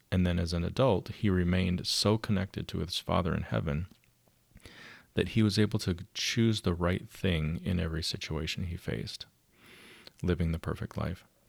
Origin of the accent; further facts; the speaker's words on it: United States; my parents were from Canada, and I was born in the United States